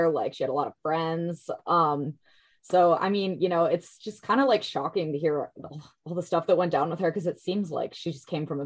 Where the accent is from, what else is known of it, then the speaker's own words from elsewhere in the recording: Minnesota, United States; moved away as an adult; now in San Diego, United States; I was raised in Minnesota, so it's a nice change of pace moving out here for law school.